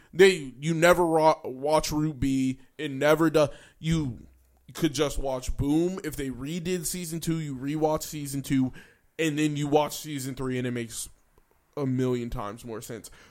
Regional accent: United States; we're American

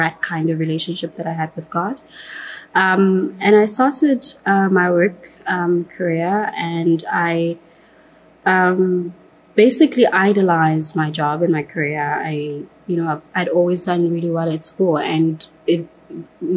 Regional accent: Johannesburg, Gauteng, South Africa; I grew up in Katlehong in Johannesburg

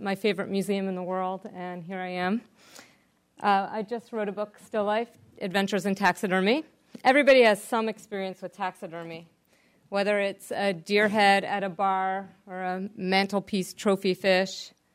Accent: New Jersey, United States; I'm from New Jersey, a very urban part of the world

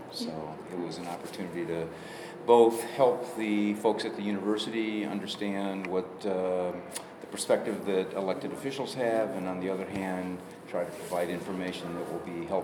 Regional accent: Rockford, Illinois, United States; moved away as an adult; also born or lived in Chicago, Illinois; now in Oak Park, United States; I grew up in Rockford, Illinois, and moved to several different places for employment purposes

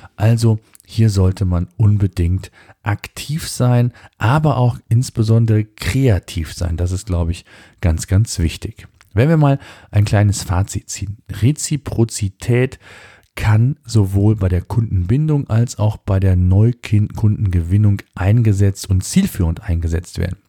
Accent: Germany; bei uns in Deutschland

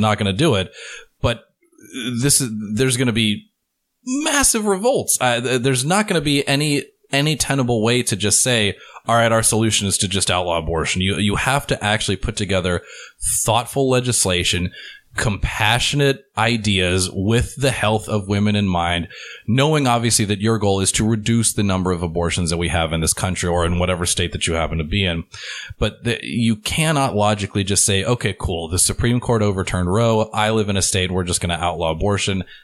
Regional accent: Pennsylvania, United States; moved away; I'm originally from Pennsylvania

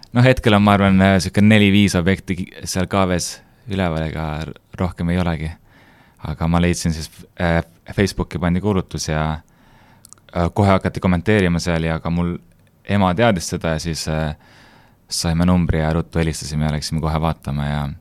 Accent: Hiiumaa, Hiiu County, Estonia; sündinud ja kasvanud Hiiumaal

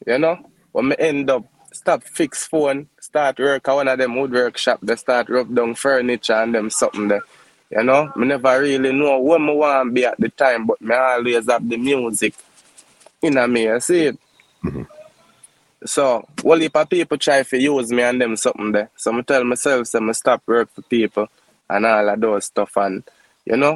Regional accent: Mandeville, Manchester, Jamaica; also born or lived in Kingston, Jamaica; I'm born and raised in Mandeville, Manchester. I really spend most of my time in Kingston because my mother was in Kingston, you know.

